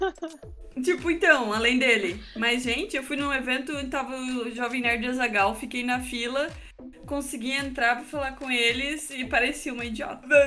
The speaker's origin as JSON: {"language": "Portuguese", "region": "Santa Catarina", "country": "Brazil", "said": "vim de Santa Catarina também"}